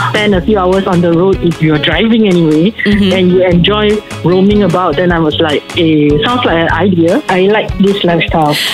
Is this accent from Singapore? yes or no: yes; Singapore; As a Singaporean